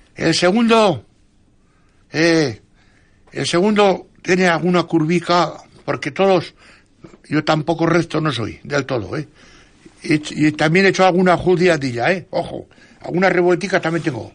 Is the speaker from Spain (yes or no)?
yes; San Vicente, Spain; en mi pueblo, San Vicente